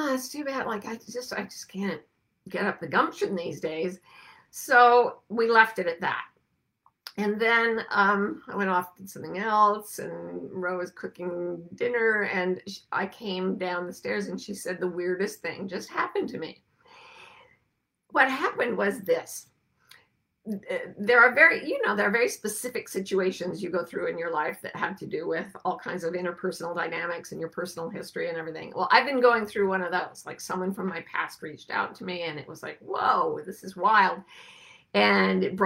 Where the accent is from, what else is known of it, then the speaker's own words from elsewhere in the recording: near the Great Salt Lake, Utah, United States; I grew up near the Great Salt Lake, which was an ocean that just evaporated and left salt flats.